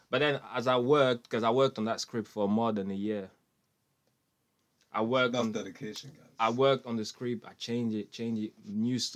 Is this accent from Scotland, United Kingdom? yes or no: no; Manchester, North West England, United Kingdom; That was hard because like I'm from Manchester, but I used to go Oldham every single Monday just to do theatre.